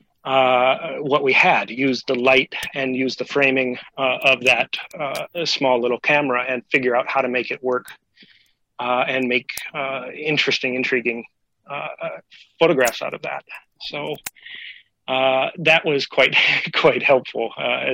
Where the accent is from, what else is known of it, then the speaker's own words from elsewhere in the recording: Rockton, Illinois, United States; moved away as an adult; also born or lived in Carbondale, Illinois; now in Hokkaido, Japan; I came to SIU from Rockton